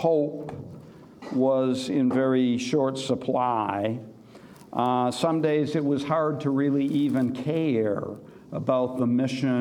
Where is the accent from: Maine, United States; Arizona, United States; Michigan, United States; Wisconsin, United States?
Wisconsin, United States; also born or lived in Missouri / Sioux City, Iowa; now in St. Paul, United States; I grew up in Wisconsin and then in Missouri